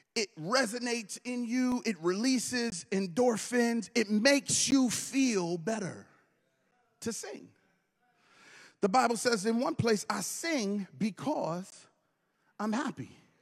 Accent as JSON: {"language": "English", "town": "Brooklyn", "region": "New York", "country": "United States", "moved": "yes", "said": "I'm originally from Brooklyn"}